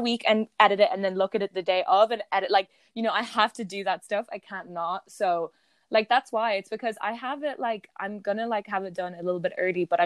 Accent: Ireland; I'm just Irish

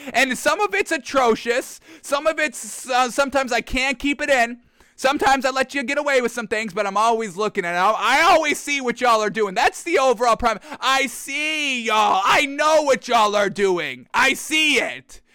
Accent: New York, United States; We're from New York

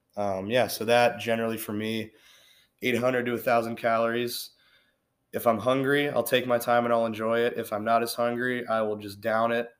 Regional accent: Cincinnati, Ohio, United States; Born and raised in Cincinnati.

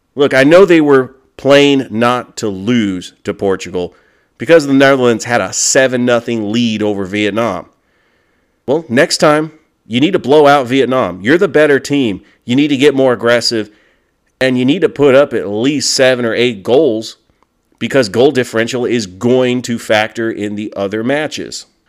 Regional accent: California, United States; I was born and raised in California

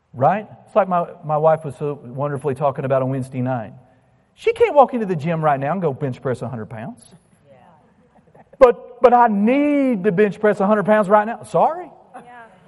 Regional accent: United States; I'm an American

